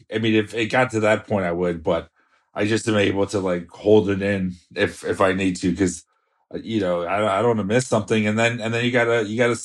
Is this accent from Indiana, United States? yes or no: no; South Florida, United States; moved away; also born or lived in New York; I grew up in South Florida